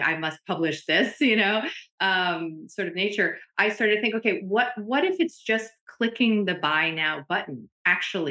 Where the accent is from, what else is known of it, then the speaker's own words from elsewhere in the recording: New Jersey, United States; I grew up in diners in New Jersey